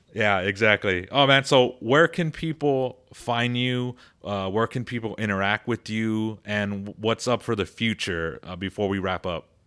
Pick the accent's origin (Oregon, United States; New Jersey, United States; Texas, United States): Texas, United States; I'm from Texas